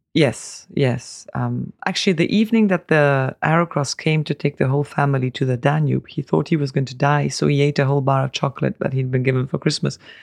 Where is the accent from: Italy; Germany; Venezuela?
Italy; Tuscany; now in Hungary; my brother and I were, were born in Tuscany